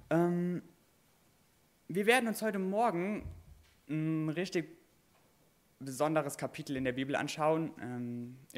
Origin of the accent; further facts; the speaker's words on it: Derschen, Rhineland-Palatinate, Germany; Ich komme vom Westerwald auch. Ähm, ich komme aus Derschen, ich weiß nicht, ob jemand kennt, Derschen bei Daden.